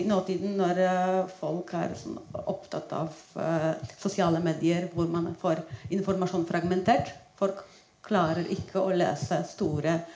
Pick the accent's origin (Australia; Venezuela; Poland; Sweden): Poland; Norwegian is a second language; now in Norway; jeg flyttet ut fra Polen for 14 år siden, og allerede da var en aksjon påbegynt.